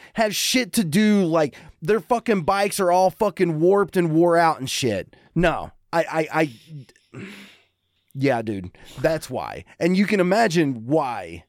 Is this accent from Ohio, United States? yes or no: no; Eubank, Kentucky, United States; moved away; growing up in Eubank